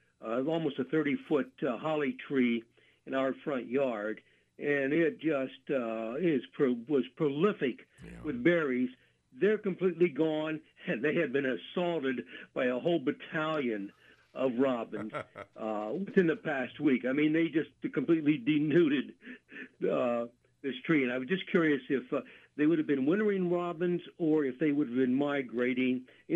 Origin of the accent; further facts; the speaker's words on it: Jersey Shore, Pennsylvania, United States; I grew up in Jersey Shore in Lycoming County and spent as a youngster many a day in Pine Creek Valley, especially Little Pine Creek.